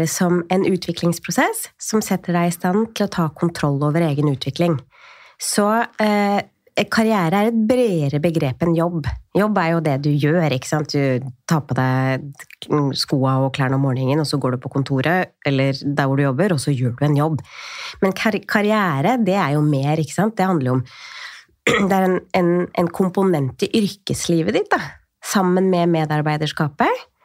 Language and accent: Norwegian; Tjøme, Vestfold, Norway; år siden så flytta jeg tilbake så jeg, til der hvor jeg er fra. Jeg er fra Tjøme i Vestfold.